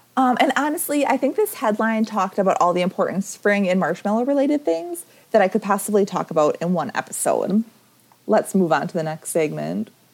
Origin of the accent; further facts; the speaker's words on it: Wisconsin, United States; I am from Wisconsin